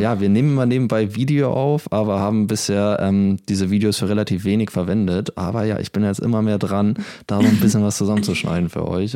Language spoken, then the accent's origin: German; Germany; moved away; in Deutschland als Deutscher